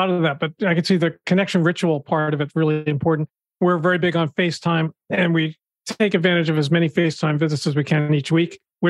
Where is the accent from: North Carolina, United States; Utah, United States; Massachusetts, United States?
Massachusetts, United States; Boston; moved away; my hometown of Boston.